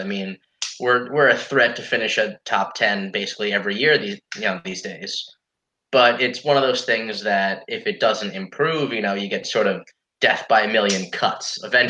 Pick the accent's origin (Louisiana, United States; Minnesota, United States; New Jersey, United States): New Jersey, United States; I'm from Jersey.